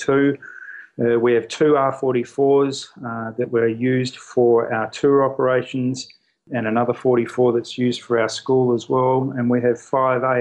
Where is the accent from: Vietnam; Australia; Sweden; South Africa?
Australia; moved away as an adult; also born or lived in United Kingdom; now in Beijing, China; I was actually born in the United Kingdom, but I grew up in Australia.